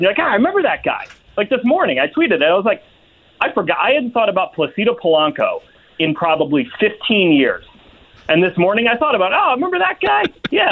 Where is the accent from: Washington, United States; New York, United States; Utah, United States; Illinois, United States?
Illinois, United States; Chicago; growing up in Chicago